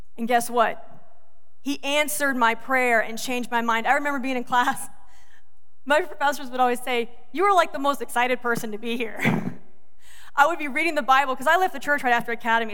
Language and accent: English; the South, United States; moved away as an adult; also born or lived in Georgia; now in Michigan, United States; I'm from the South. We don't even speak English right.